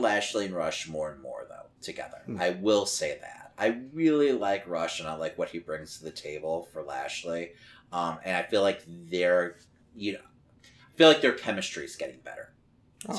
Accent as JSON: {"language": "English", "town": "Chicago", "region": "Illinois", "country": "United States", "said": "we're in Chicago. We're from Chicago"}